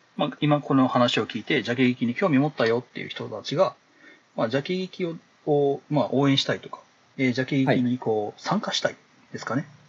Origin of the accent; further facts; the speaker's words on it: Kansai, Japan; 関西で生まれて、関西で育ってる人間なんで